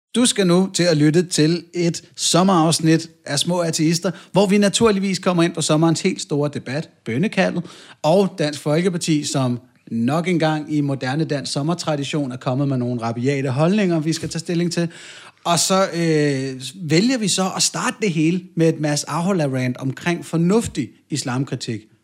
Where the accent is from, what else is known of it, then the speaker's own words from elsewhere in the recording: North Zealand, Capital Region of Denmark, Denmark; Nu er vi også tilbage i Nordsjælland, hvor jeg voksede op